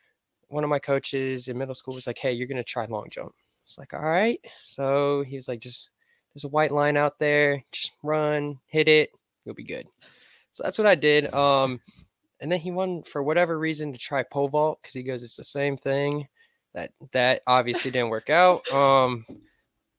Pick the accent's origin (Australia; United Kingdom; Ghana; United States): United States; Houston, Texas; moved away as an adult; now in Nebraska, United States; I'm originally from Houston, Texas.